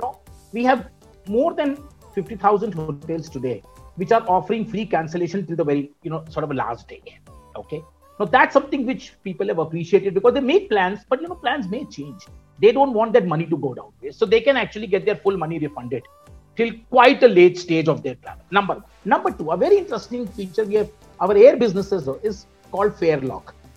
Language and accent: English; India; I'm part of corporate India or that I'm an Indian